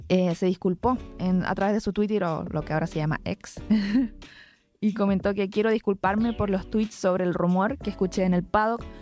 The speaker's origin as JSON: {"language": "Spanish", "country": "Chile", "said": "porque nosotros somos chilenos"}